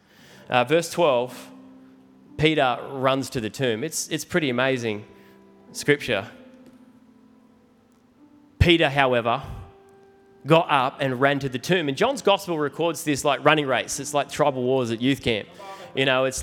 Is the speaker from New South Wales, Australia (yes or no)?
yes; New South Wales, Australia; I'm from New South Wales